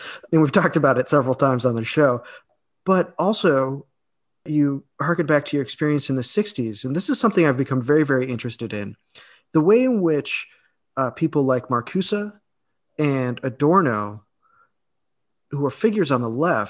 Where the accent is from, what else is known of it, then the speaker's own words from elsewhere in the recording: United States; in my experience as an American